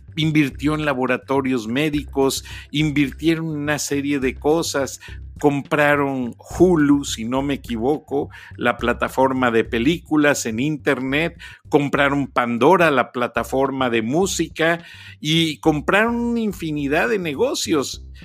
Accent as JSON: {"language": "Spanish", "region": "Guanajuato", "country": "Mexico", "said": "yo provengo de una provincia de Guanajuato"}